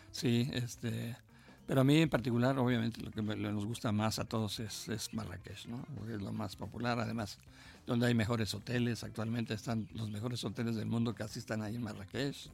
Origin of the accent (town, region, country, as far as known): Mexico